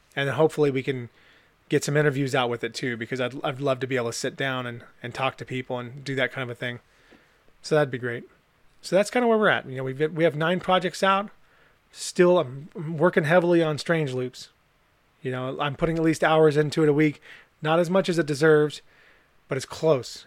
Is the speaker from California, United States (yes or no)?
yes; California, United States; accent: California; I'm from California